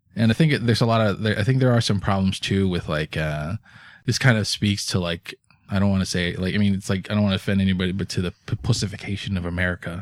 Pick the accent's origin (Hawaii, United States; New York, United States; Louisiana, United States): Hawaii, United States; moved away; I'm originally from Hawaii